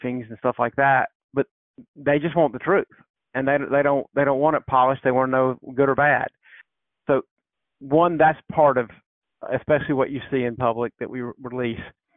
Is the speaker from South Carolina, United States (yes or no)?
yes; South Carolina, United States; I grew up in South Carolina.